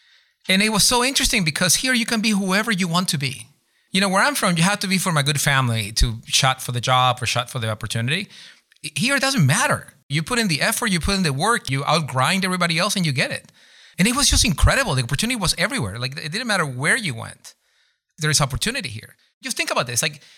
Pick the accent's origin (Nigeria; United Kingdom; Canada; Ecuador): Ecuador; English is a second language; moved away as an adult; also born or lived in Boston; now in Seattle, United States; I'm from Ecuador.